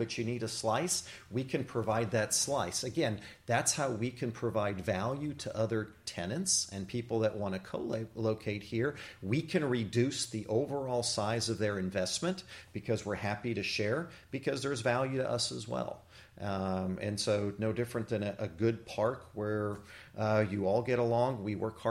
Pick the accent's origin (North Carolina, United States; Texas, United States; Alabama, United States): Texas, United States; moved away as an adult; now in Jefferson Parish, Louisiana, United States; I actually grew up in Texas